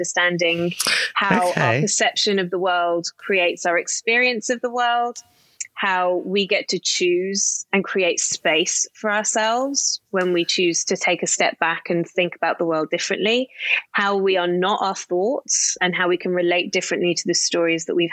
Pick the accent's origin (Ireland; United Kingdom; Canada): United Kingdom; Somerset, South West England; I grew up in the middle of Somerset in the UK.